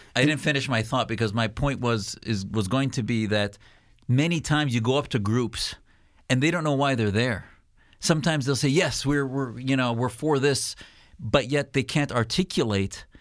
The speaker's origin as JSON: {"language": "English", "country": "United States", "said": "as a Muslim, as an American"}